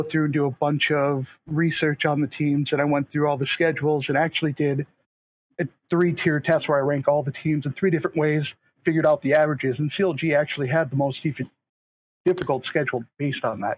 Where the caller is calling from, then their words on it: Minnesota, United States; I am calling from Minnesota.